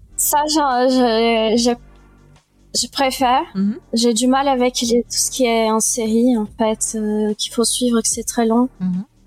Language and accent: French; Brazil; moved away; also born or lived in France; j'ai vécu deux tiers de ma vie au Brésil